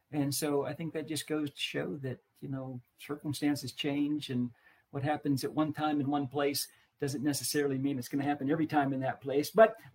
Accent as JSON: {"language": "English", "town": "Indiana", "region": "Pennsylvania", "country": "United States", "tie": "born or raised there", "moved": "yes", "lives_now": "Central Florida, United States", "said": "Indiana, Pennsylvania, my hometown."}